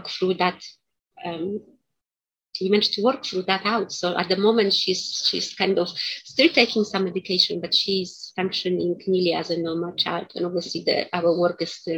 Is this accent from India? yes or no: no; Poland; moved away; also born or lived in United Kingdom; I was born in Poland.